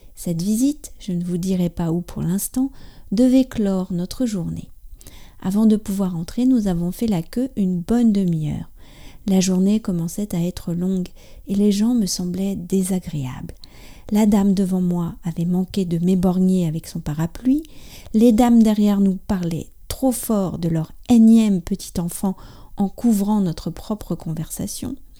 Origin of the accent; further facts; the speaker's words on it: France; je suis française, j'habite près de Paris